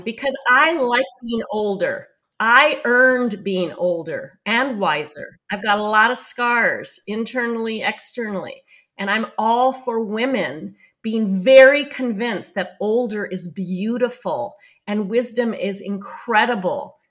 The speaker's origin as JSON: {"language": "English", "town": "New York City", "region": "New York", "country": "United States", "said": "I'm Jewish from New York City"}